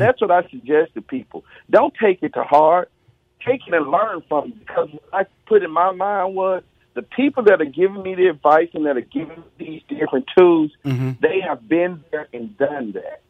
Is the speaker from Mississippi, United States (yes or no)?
yes; Mississippi, United States; I'm from Mississippi.